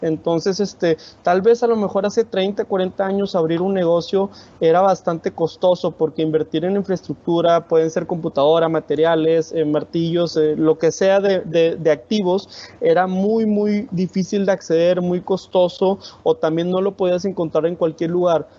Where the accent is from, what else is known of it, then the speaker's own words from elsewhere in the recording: Monterrey, Nuevo León, Mexico; yo soy de Monterrey